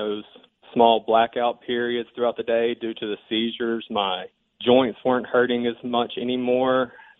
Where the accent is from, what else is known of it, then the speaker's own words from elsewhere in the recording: Puckett, Mississippi, United States; moved away as an adult; now in Colorado, United States; I did not expect my home state to be in such support of medical marijuana.